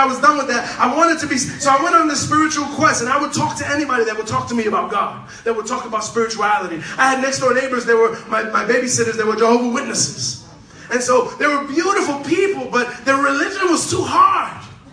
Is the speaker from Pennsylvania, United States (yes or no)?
no; New York City, New York, United States; I'm from Manhattan